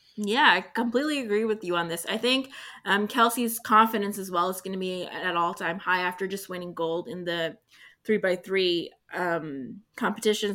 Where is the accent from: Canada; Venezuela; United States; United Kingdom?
Canada; I'm Canadian